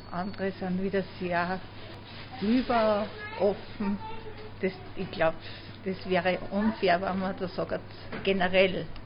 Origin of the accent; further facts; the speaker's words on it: Linz, Upper Austria, Austria; wir sind aus Österreich, aus Linz